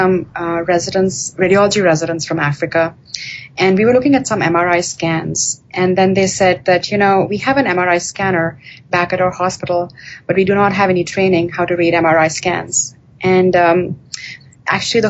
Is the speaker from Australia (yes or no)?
no; India; moved away; I grew up in India